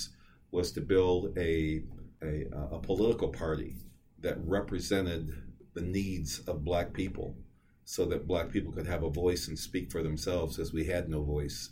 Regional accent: Seattle, Washington, United States; we grew up in Madrona where the neighborhood grocery store was an IGA

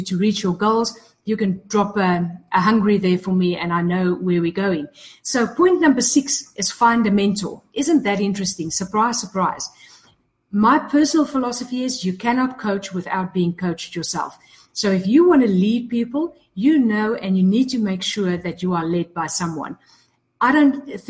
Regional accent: South Africa; I'm from South Africa

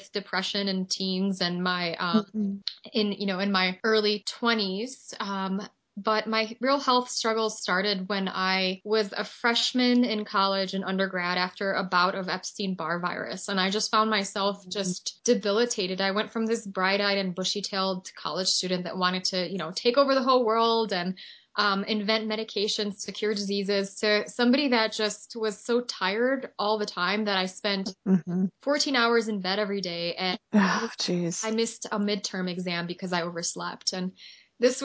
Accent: Poland; I'm a Chernobyl child, so I was born in Poland and lived very close to the Ukrainian border.

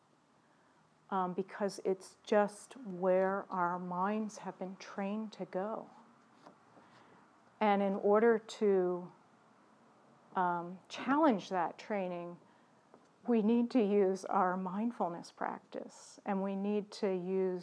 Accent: Baltimore, Maryland, United States; my own history growing up in Baltimore City

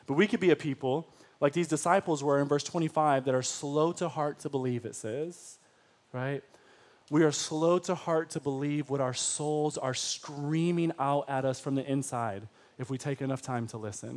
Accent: Detroit, Michigan, United States; I was from Detroit public school systems

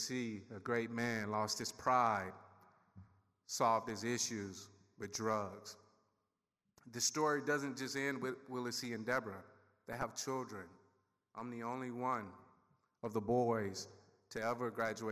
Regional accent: Sugarloaf, Mississippi, United States; also born or lived in Seminole County, Florida; now in Somerset County, New Jersey, United States; I grew up in Sugarloaf, 562 people. It's located in Noxubee County

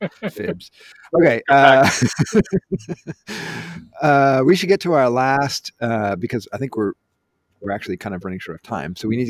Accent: Wisconsin, United States; now in Denver, United States; growing up in Wisconsin

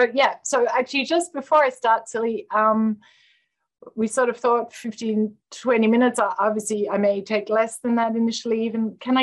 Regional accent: Australia; now in United States; So I came over from Australia to the US.

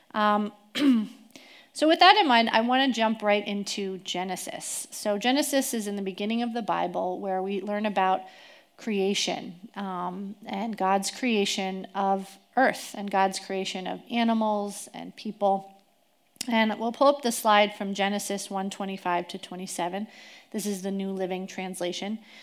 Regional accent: East Coast, United States; moved away as an adult; now in Tri-Cities, United States; I grew up on the East Coast

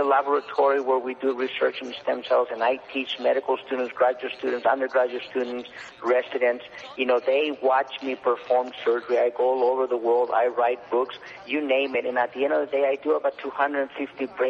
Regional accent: Mexico; moved away as an adult; now in United States; I was from Mexico

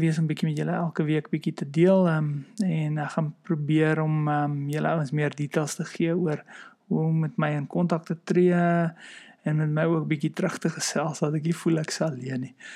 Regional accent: South Africa; moved away; as Afrikaners

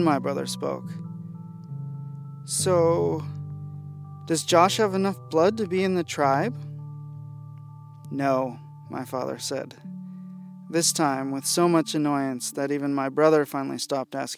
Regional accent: Seattle, Washington, United States; my Seattle Montessori

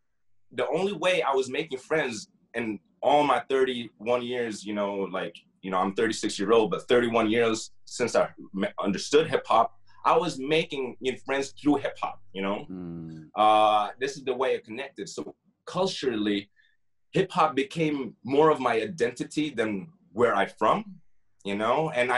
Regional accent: Damascus, Damascus Governorate, Syria; also born or lived in Saudi Arabia; I'm from Damascus. My father is Syrian. He named me …. I grew up as …. But when I did move to Damascus, I moved from Saudi Arabia as a kid to Damascus.

